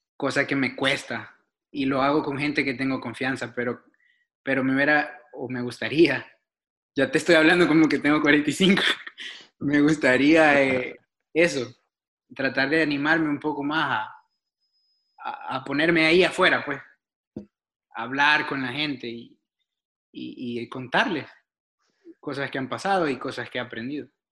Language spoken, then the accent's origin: Spanish; El Salvador; born or raised there; moved away as an adult; also born or lived in Argentina / Denmark / New York, United States; now in Portland, United States